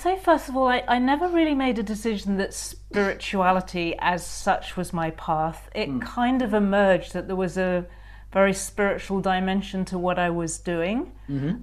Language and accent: English; United Kingdom; being very British